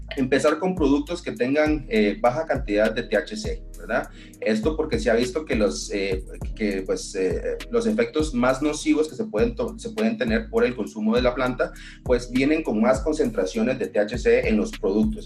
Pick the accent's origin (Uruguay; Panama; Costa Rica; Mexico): Costa Rica; soy considerada una de las primeras personas a nivel del gremio médico que ha tratado de impulsar esta medicina eh, en mi país